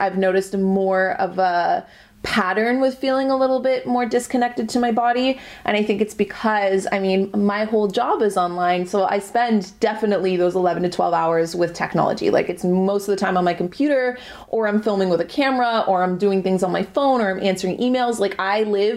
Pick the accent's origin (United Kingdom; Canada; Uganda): Canada; I'm Canadian